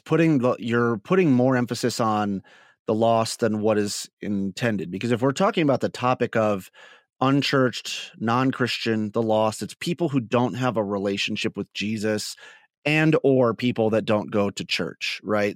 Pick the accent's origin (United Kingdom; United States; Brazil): United States; Northwest Ohio; also born or lived in New Mexico; I grew up in Northwest Ohio